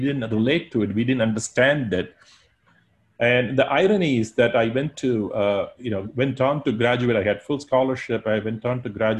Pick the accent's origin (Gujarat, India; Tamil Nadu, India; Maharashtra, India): Tamil Nadu, India; Chennai; now in Abu Dhabi, United Arab Emirates; I grew up in Chennai in India